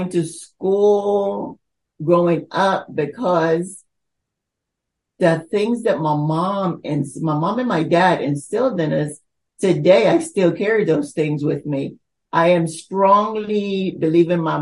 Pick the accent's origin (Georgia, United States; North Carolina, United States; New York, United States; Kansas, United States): North Carolina, United States; also born or lived in Almirante, Bocas del Toro, Panama; I was born there, but I was basically moved to the states at 12, and I was raised in North Carolina